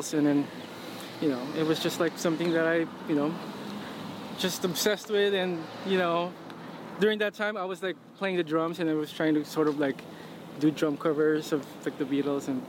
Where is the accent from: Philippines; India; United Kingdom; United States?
Philippines; San Pedro, Calabarzon; also born or lived in Quezon City, Philippines; I was born in Manila, in Quezon City. But I grew up in San Pedro, which is a suburb south of Manila.